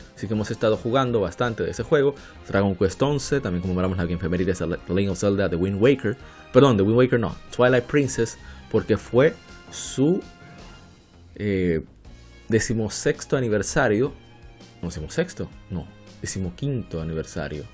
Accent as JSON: {"language": "Spanish", "country": "Dominican Republic", "said": "en mi país, República Dominicana"}